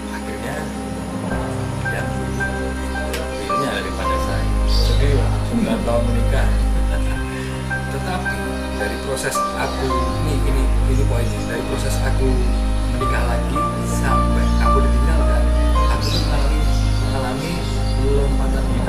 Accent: Yogyakarta, Special Region of Yogyakarta, Indonesia; moved away as an adult; now in Jakarta, Indonesia; di 2019 aku memutuskan untuk meninggalkan kotaku Jogja

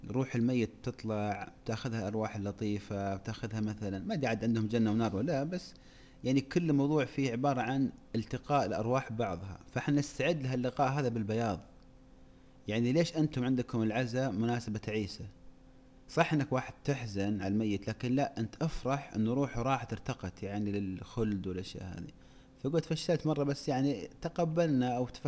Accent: Saudi Arabia; ليت عندنا في السعوديه وحده نبغى نسوي قريه بدون رجال

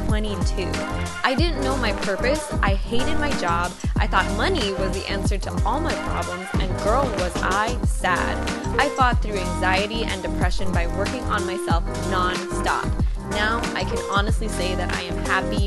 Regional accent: San Diego, California, United States; I'm originally from San Diego, but right now I am slow traveling through South Africa and Europe.

